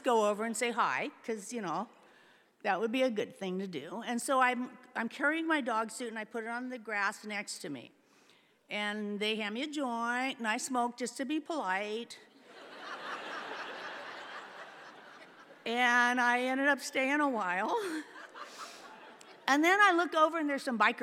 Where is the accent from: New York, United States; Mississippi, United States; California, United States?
California, United States; San Francisco Bay Area; I was born in the San Francisco Bay Area in the 50s